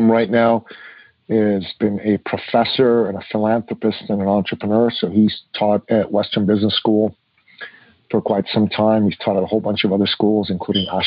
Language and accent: English; Iran; now in Canada; I grew up in Iran in the 60s and the 70s.